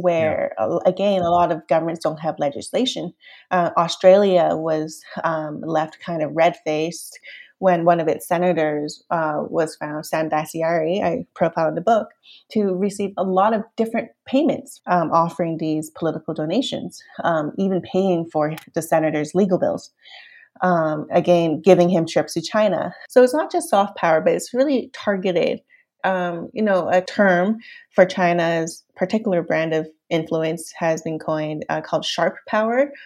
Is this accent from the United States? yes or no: no; Canada; also born or lived in Hong Kong; raised in Canada